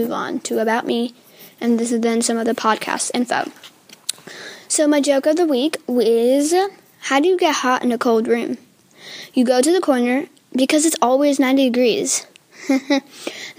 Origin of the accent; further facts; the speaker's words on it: United States; I still was born here in America